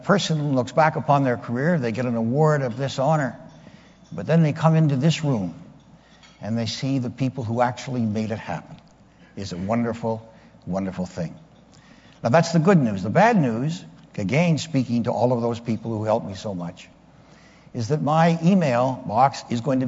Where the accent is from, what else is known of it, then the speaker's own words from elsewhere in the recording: Windsor, Ontario, Canada; also born or lived in Ottawa; we would travel back and forth between my hometown of Windsor and Ottawa